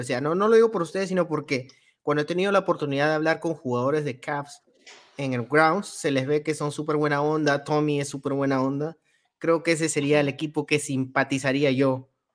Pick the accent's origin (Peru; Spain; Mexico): Peru; yo soy de Perú